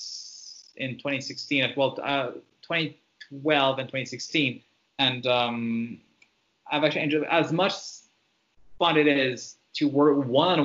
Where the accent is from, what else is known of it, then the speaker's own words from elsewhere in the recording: Montreal, Quebec, Canada; first language French; English is a second language; I grew up in Montreal in the city